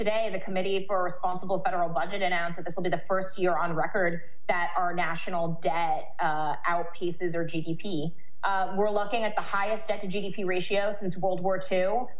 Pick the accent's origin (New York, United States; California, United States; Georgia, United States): California, United States; So I'm originally from California, and there is no love lost between me and California state governance.